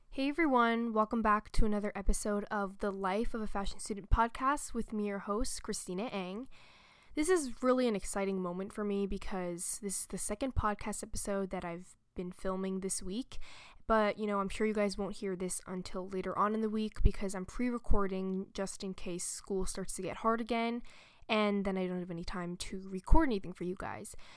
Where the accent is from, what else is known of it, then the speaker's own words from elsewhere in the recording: New York, United States; a true New Yorker, because, you know, I live and I was born here in New York